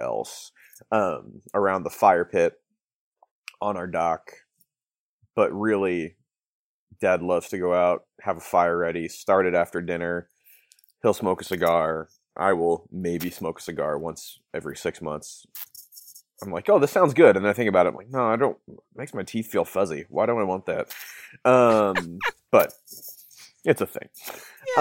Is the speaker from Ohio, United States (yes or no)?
yes; Northeast Ohio, United States; moved away; I grew up in Northeast Ohio